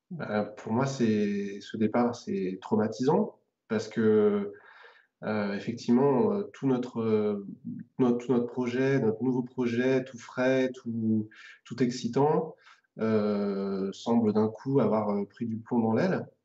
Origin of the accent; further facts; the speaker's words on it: Saint-Étienne, Auvergne-Rhône-Alpes, France; moved away; je me rends compte vraiment encore plus depuis que je suis parti de Saint-Etienne il y a quelques années.